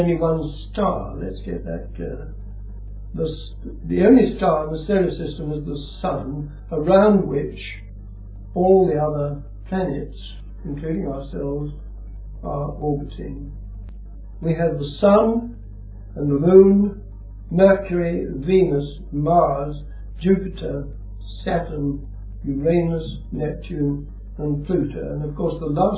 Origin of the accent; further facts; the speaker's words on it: Dorset, South West England, United Kingdom; I was born in Dorset